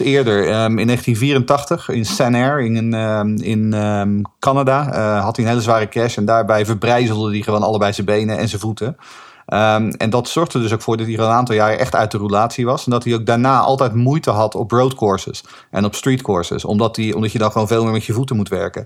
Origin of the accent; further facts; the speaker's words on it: Netherlands; we zijn Hollanders